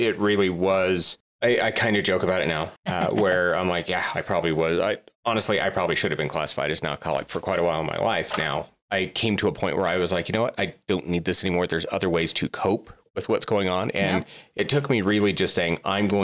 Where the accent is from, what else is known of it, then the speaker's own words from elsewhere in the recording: Southwest Wyoming, United States; now in Utah, United States; I grew up in Southwest Wyoming.